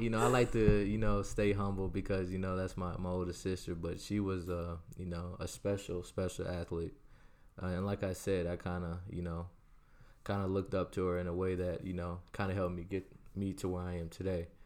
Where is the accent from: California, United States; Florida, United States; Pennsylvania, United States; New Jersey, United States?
Florida, United States; Orlando; also born or lived in San Antonio, Texas / Barcelona; I lived there for nine years and then I moved to Orlando, Florida.